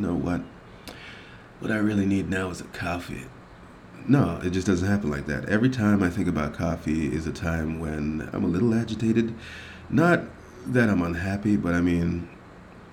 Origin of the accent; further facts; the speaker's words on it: Jamaica; moved away; Being a Jamaican